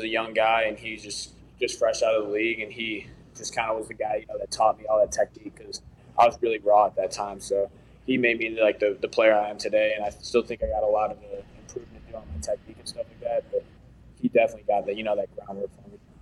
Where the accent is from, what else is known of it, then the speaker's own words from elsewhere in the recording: Chicago, Illinois, United States; I'm from Chicago area